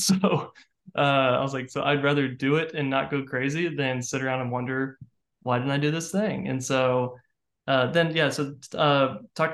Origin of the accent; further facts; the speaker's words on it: Central Florida, United States; now in Nashville, United States; I'm from Central Florida originally